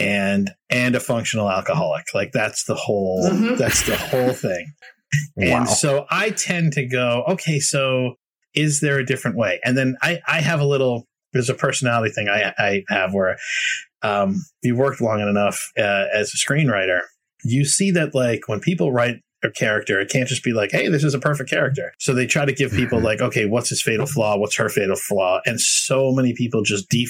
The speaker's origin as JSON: {"language": "English", "town": "Boston", "region": "Massachusetts", "country": "United States", "tie": "born or raised there", "said": "I'm a New Englander. I grew up in the Boston area"}